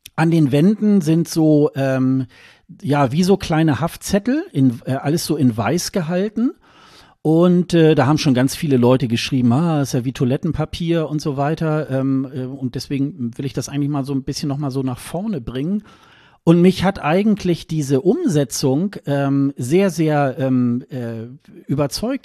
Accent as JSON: {"language": "German", "country": "Germany", "said": "als Westeuropäer, als Deutscher"}